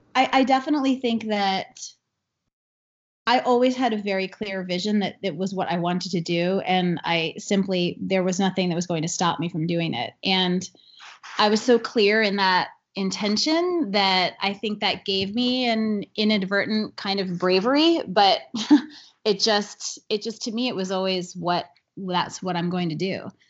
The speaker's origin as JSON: {"language": "English", "area": "Long Island", "region": "New York", "country": "United States", "tie": "born or raised there", "said": "I grew up on Long Island in New York"}